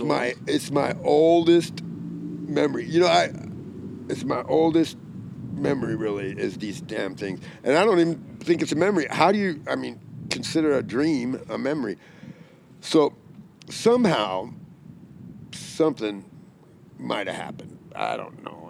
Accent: Arizona, United States; I'm from Arizona

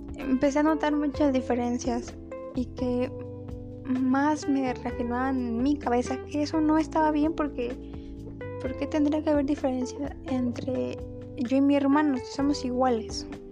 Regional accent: Mexico; yo nací en México, he radicado toda mi vida en este país

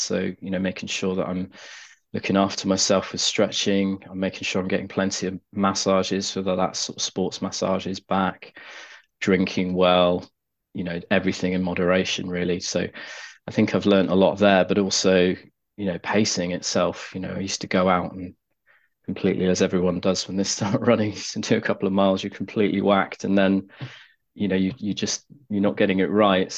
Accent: Cornwall, South West England, United Kingdom; I grew up in Cornwall.

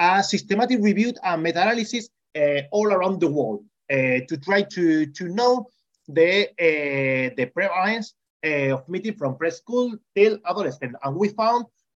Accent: Extremadura, Spain; I came from Extremadura.

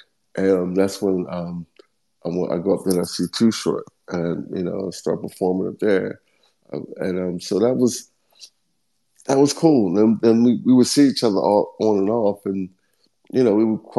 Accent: Philadelphia, Pennsylvania, United States; And Philly raised me.

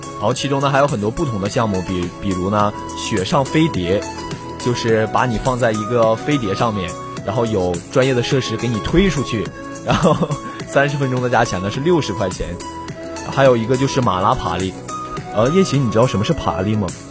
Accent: Jiamusi, Heilongjiang, China; 我是黑龙江另外一座城市，加莫斯的

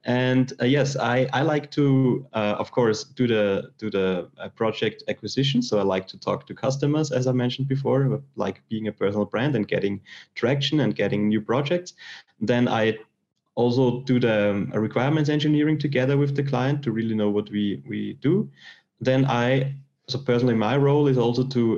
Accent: Austria; I'm from Austria and I did a technical school

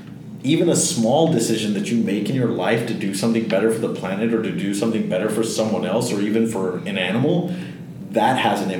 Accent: Fort Lauderdale, Florida, United States; also born or lived in Pembroke Pines / Hollywood, Florida; I grew up in Florida, like most of my life

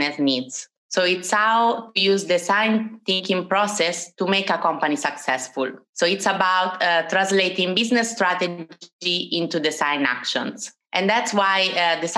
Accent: Italy; moved away as an adult; now in Amsterdam, Netherlands; as you can notice from my British accent, I'm Italian, but I have lived in Amsterdam for 4 years.

